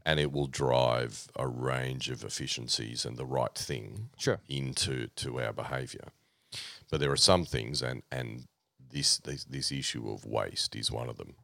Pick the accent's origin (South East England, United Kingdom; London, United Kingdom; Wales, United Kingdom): South East England, United Kingdom; Oxford; now in Australia; born, born in Oxford, uh, to my parents.